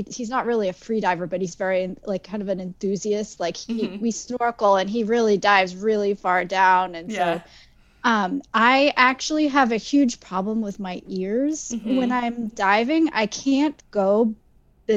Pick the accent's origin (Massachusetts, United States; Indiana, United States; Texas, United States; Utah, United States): Massachusetts, United States; Cape Cod; also born or lived in London; now in Boston area, United States; I'm originally from Cape Cod, and I lived in London for a little while, and now I live just outside of Boston